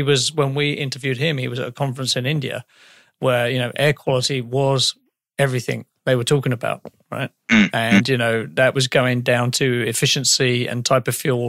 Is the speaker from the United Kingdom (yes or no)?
yes; England, United Kingdom; As an Englishman